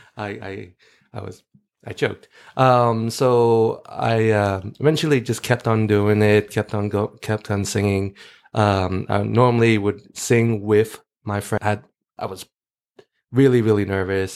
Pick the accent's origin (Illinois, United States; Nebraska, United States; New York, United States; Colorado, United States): New York, United States; New York City; moved away; also born or lived in Florida; I grew up in in Brooklyn. I was I was uh, born in New York